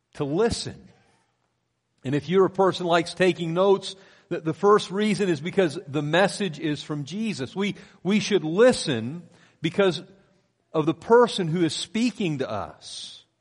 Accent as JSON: {"language": "English", "region": "Pennsylvania", "country": "United States", "tie": "born or raised there", "moved": "yes", "said": "I grew up in Pennsylvania"}